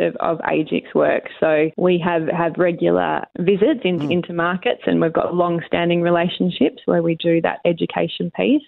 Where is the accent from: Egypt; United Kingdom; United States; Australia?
Australia; York, Western Australia; also born or lived in Northam, Western Australia; I grew up. I grew up in in York. Uh, went to school in York and sometime in in Northam